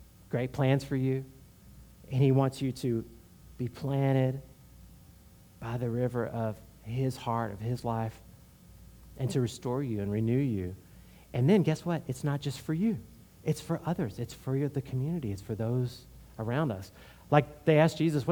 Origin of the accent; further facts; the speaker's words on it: Houston, Texas, United States; I'm from Houston